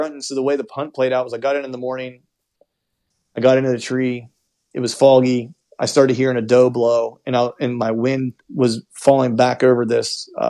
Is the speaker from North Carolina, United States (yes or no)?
no; Pennsylvania, United States; I'm from Pennsylvania